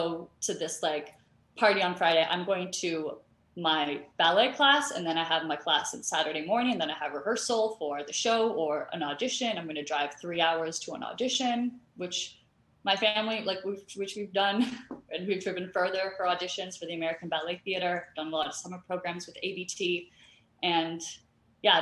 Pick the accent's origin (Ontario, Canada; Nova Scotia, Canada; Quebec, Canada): Ontario, Canada; Toronto; moved away as an adult; also born or lived in Florida / Houston; I grew up in Canada, in Toronto, Canada.